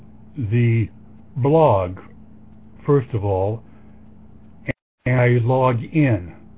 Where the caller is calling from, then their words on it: Sonoma, California, United States; Sonoma, California.